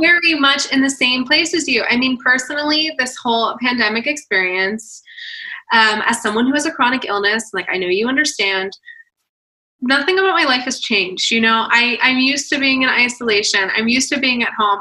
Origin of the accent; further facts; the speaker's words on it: Atlanta, Georgia, United States; I'm from Atlanta. So like, I get the whole South vibe.